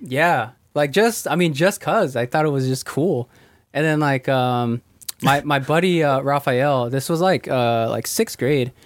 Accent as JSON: {"language": "English", "town": "Ventura", "region": "California", "country": "United States", "tie": "born or raised there", "said": "I was born in uh, Ventura, California"}